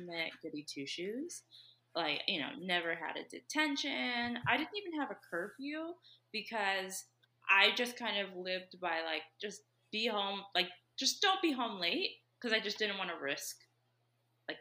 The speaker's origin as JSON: {"language": "English", "region": "Southern California", "country": "United States", "tie": "born or raised there", "moved": "yes", "lives_now": "Utah, United States", "said": "I say I'm from Southern California just because that's where I spent most of my childhood."}